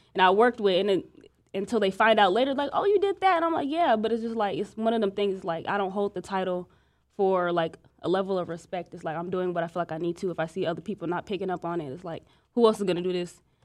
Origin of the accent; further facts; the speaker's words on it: Iowa, United States; moved away; me and Monifa, we're from Iowa